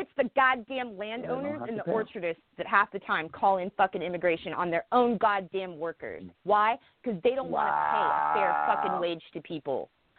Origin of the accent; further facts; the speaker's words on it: Wenatchee, Washington, United States; I grew up in an agricultural area, right? I grew up in Wenatchee, Washington, and that place is known as the apple capital of the world.